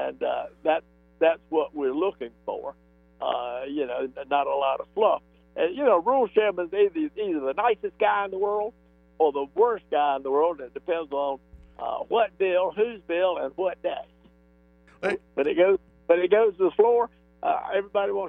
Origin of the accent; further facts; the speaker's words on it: Columbus County, North Carolina, United States; also born or lived in Brunswick County, North Carolina; I grew up in Columbus County